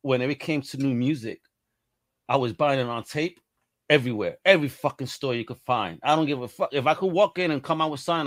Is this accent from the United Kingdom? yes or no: no; New York City, New York, United States; I grew up in Brooklyn